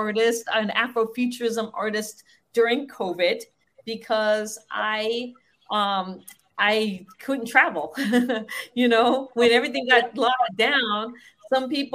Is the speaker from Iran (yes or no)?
no; Guam; I was born in Guam, which sits on the Marianas